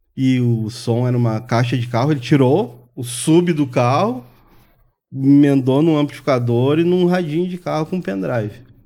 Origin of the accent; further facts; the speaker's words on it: Brazil; eu morei no Maitá, me criei no Maitá ali